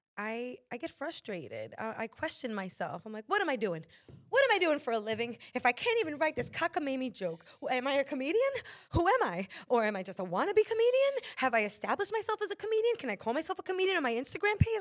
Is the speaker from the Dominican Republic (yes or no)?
yes; Dominican Republic